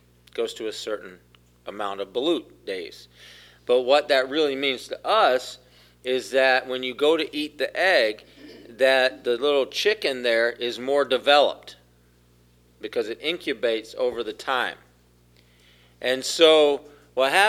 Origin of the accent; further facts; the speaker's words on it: South Carolina, United States; I grew up in South Carolina. It's my home